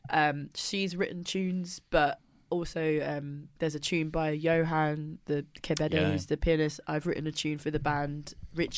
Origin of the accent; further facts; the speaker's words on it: Welwyn Garden City, East of England, United Kingdom; I'm not from Luton. I'm from Wellington City